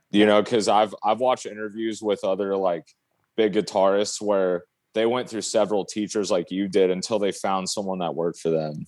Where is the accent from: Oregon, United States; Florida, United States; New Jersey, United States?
Oregon, United States; I grew up in Oregon, out in the country, out in the sticks.